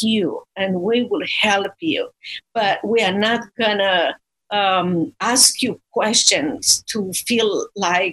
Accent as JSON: {"language": "English", "country": "Romania", "moved": "as an adult", "lives_now": "Dallas, United States", "said": "I'm originally from Romania, and I was exiled from communist Romania to United States of America"}